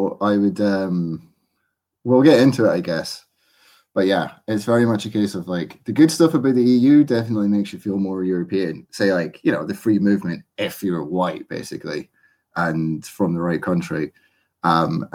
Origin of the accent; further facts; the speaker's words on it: Scotland, United Kingdom; I feel more Scottish now